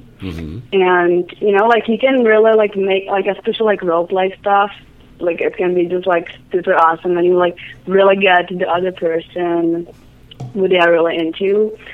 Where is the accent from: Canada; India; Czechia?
Czechia; English is a second language; moved away; I'm from Czech Republic.